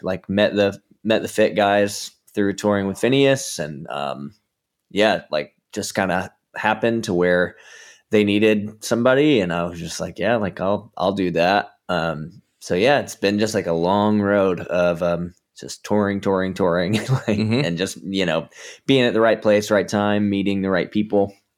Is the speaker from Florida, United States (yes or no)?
no; Georgia, United States; now in Southern California, United States; I'm from Georgia originally